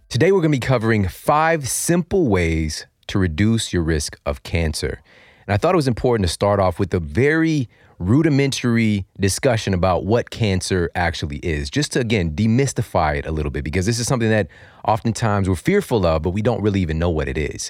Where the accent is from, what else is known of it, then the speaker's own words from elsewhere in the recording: St. Louis, Missouri, United States; my hometown of Saint Louis